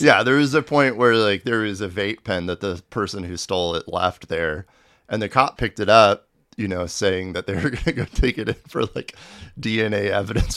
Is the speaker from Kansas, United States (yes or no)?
yes; Manhattan, Kansas, United States; moved away as an adult; also born or lived in Tucson, Arizona / New York City / Brooklyn; Grew up in Manhattan